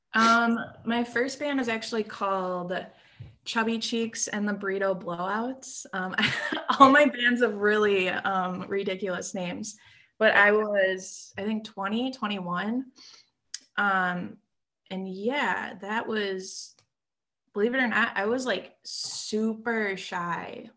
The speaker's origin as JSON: {"language": "English", "town": "South Milwaukee", "region": "Wisconsin", "country": "United States", "tie": "born or raised there", "also_born_or_lived": "Oak Creek, Wisconsin", "said": "born and raised in Milwaukee. Um, I grew up in a small town called South Milwaukee ah. um, uh, and Oak Creek"}